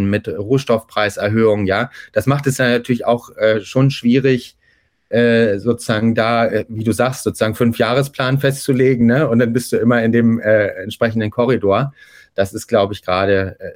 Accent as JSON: {"language": "German", "region": "Hamburg", "country": "Germany", "said": "ich bin ja Hamburger"}